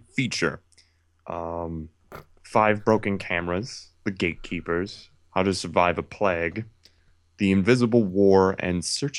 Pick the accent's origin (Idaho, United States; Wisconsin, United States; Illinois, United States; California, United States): Wisconsin, United States; Racine; That's the name of my hometown.